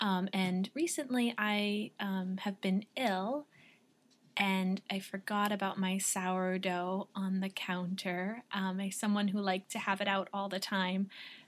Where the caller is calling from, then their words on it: Vermont, United States; I'm calling from Vermont.